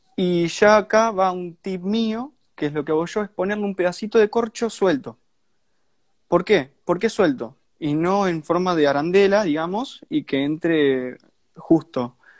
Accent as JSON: {"language": "Spanish", "region": "Santa Fe", "country": "Argentina", "said": "Yo soy de Argentina, soy de Santa Fe, es una provincia de Argentina, está muy cerca de Buenos Aires. Eh, y bueno, de ahí viene el acento"}